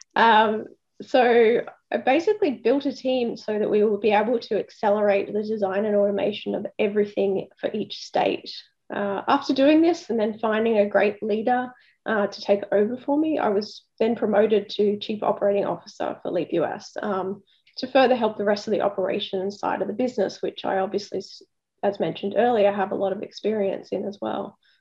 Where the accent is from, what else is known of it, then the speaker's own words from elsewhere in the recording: Sydney, New South Wales, Australia; I'm actually from Sydney, so I, I, grew up about 40 minutes south of the city in an area called uh, the Sutherland Shire